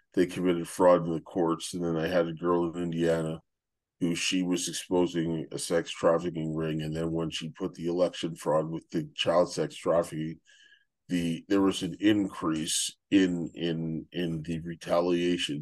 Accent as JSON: {"language": "English", "country": "Canada", "moved": "as an adult", "said": "I'm Canadian"}